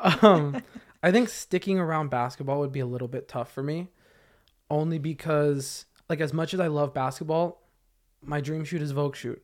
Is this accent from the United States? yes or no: yes; Camarillo, California, United States; I grew up in Camarillo